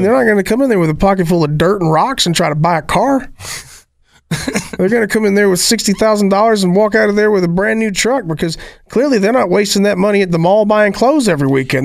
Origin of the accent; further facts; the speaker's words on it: Appalachia, United States; I am Appalachian